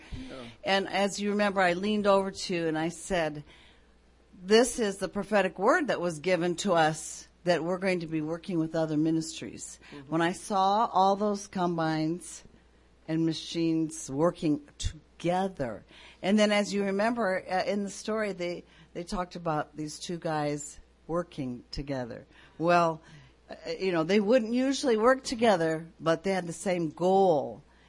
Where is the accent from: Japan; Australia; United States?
Japan; We've seen this many times on the mission field where I grew up in Japan and other fields.